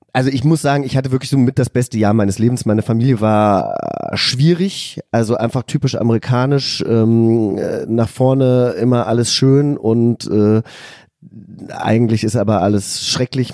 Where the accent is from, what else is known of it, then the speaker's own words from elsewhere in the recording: Hesse, Germany; also born or lived in California; ich komme ja aus Hessen, aus einem, aus einem kleinen Dorf